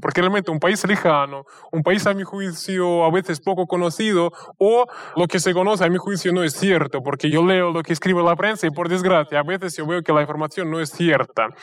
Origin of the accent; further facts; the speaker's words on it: Russia; yo le estoy llamando desde Rusia y soy ruso, de hecho